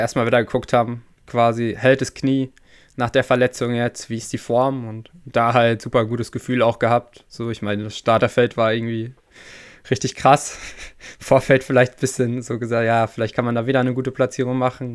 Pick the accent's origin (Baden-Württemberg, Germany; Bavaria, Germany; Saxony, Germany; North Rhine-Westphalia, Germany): North Rhine-Westphalia, Germany; Sauerland; moved away as an adult; also born or lived in Leipzig / Chemnitz; wir kommen halt beide aus dem Sauerland, so. Wir sind quasi Nachbarn zu Hause